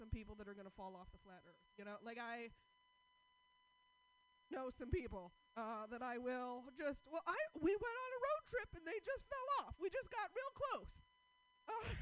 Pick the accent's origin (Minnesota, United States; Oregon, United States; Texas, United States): Oregon, United States; Portland; I'm from Portland.